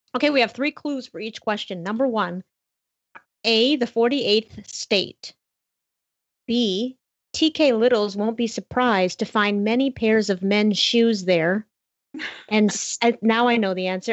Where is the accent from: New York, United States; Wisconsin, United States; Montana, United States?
Montana, United States; my entire state, my home state